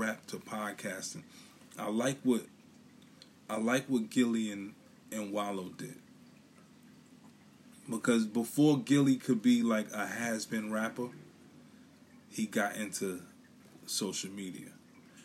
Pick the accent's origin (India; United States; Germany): United States; New York City, New York; now in Philadelphia, United States; I'm from Brooklyn. I live in Philly